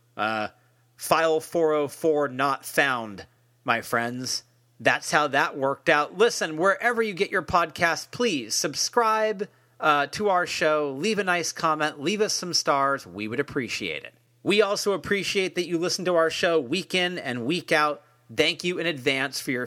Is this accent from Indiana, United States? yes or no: no; Marin County, California, United States; also born or lived in San Francisco; I'm from Marin County, so I'm a Bay Area guy